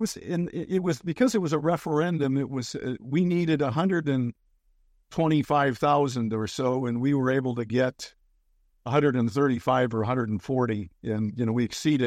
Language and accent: English; Bellevue, Washington, United States; also born or lived in Minnesota; growing up in Bellevue, which isn't the Bellevue of today. It was, it was kind of a raucous place and not far from Seattle